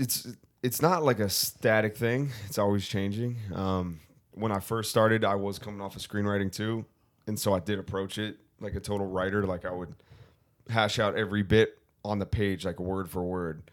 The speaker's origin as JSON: {"language": "English", "town": "Thousand Oaks", "region": "California", "country": "United States", "said": "I'm from Ventura County."}